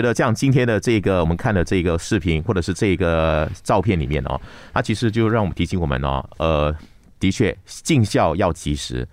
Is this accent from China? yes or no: no; Malaysia; 我们马来西亚一个文化界的一个大佬